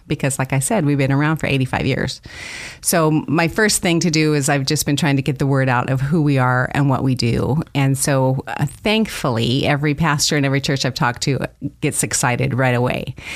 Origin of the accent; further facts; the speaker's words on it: Idaho, United States; moved away as an adult; I grew up here in Idaho